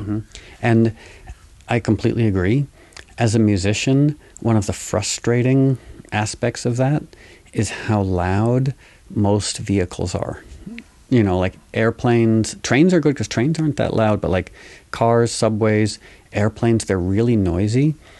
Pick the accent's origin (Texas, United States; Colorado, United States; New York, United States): New York, United States; growing up in New York